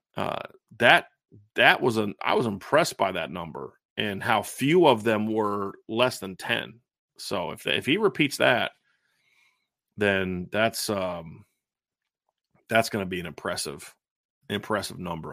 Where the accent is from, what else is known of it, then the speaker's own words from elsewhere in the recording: United States; I'm an American